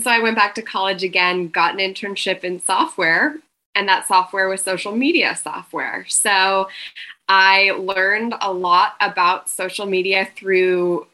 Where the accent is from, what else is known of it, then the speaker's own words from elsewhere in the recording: Montana, United States; moved away as an adult; now in Austin, United States; I'm born and raised in Montana, and I moved to Austin about 12 years ago